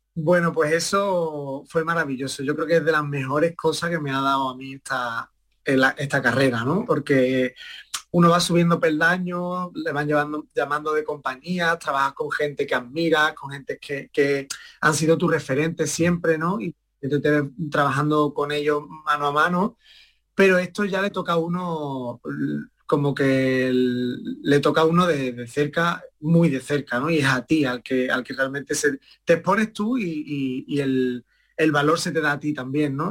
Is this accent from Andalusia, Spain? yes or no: yes; Estepona, Andalusia, Spain; mi madre me empezó a llevar a la escuela de Estepona, allí de mi pueblo